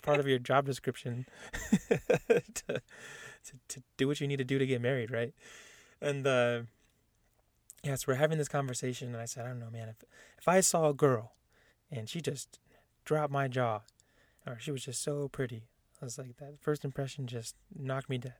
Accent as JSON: {"language": "English", "town": "San Diego", "region": "California", "country": "United States", "tie": "born or raised there", "said": "I was born in San Diego, California, where I went to Mount Miguel High School in Spring Valley"}